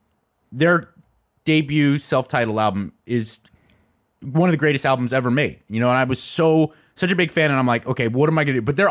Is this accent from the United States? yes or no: yes; California, United States; I grew up in Southern California, and not only Loveline, but K-Rock, the station, its flagship station, was kind of a big deal.